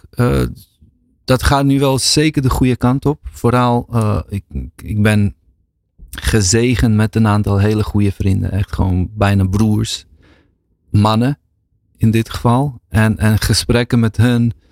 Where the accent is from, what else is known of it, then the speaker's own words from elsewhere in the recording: Bosnia & Herzegovina; En, en in Bosnië of in Balkan, waar ik vandaan kom, is, gaat toch heel vaak daarover